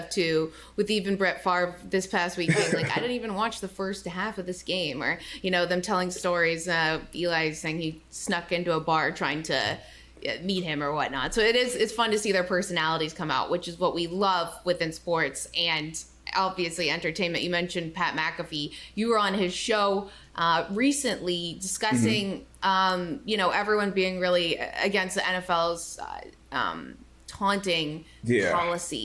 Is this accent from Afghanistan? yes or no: no; Canada; as a Canadian hockey player